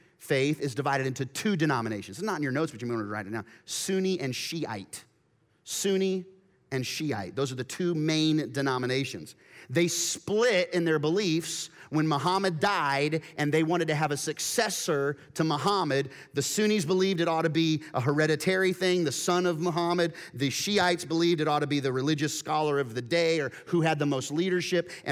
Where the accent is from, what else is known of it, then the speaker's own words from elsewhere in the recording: Wichita, Kansas, United States; my hometown of Wichita, Kansas, only a few miles away from where I lived as a high schooler